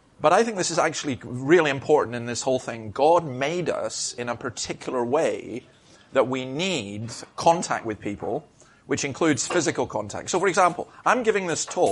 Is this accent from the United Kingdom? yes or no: yes; Scotland, United Kingdom; I'm a Scottish Presbyterian